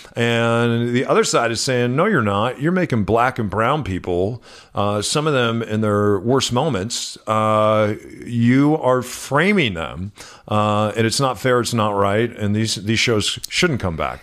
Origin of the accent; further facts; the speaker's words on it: New Mexico, United States; moved away; I grew up in New Mexico with hardworking, uh, Hispanic men.